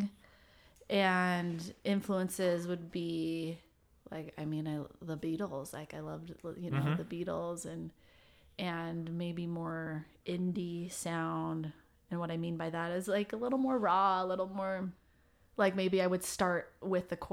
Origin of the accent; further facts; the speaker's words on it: Orem, Utah, United States; moved away as an adult; I grew up in Orem